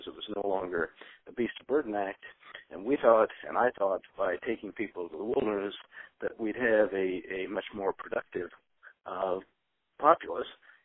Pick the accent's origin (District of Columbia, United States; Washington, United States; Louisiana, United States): Washington, United States; Spokane; now in San Francisco Bay Area, United States; I was originally from Spokane, Washington